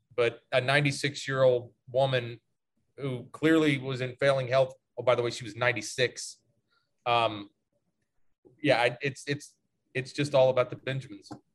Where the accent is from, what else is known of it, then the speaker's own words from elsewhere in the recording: the South, United States; growing up in the South